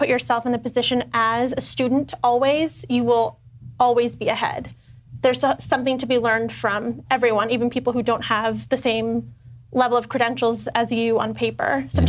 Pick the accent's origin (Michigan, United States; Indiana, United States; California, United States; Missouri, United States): California, United States; Northern; I grew up in Northern California.